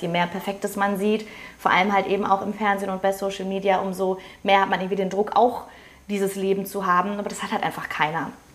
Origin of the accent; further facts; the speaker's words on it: Ruhr area, North Rhine-Westphalia, Germany; Ich komme aus dem Ruhrpott